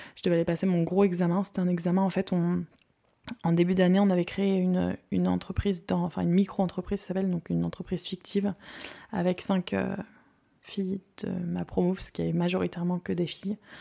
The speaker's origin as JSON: {"language": "French", "town": "Guérande", "region": "Pays de la Loire", "country": "France", "tie": "born or raised there", "also_born_or_lived": "Saint-Lyphard", "said": "je viens de Guérande, une petite ville connue pour son sel. J'ai grandi là-bas jusqu'à mes 14 ans, 13 ans et demi pour être précise"}